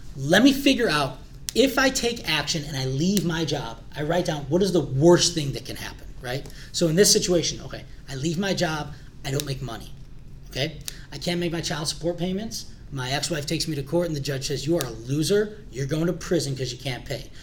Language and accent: English; Glenview, Illinois, United States; also born or lived in Morton Grove, Illinois; we moved to Glenview, right down the street actually by Willow and Finks